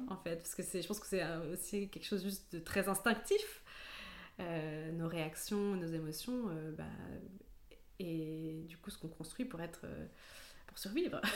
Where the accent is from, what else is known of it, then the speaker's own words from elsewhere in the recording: near Grenoble, Auvergne-Rhône-Alpes, France; moved away as an adult; now in Paris, France; J'ai grandi près de Grenoble et je suis d'origine allemande et italienne.